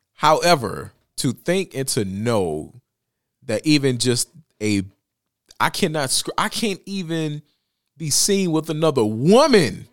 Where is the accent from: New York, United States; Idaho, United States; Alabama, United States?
Alabama, United States; Bessemer; my hometown of Bessemer, Alabama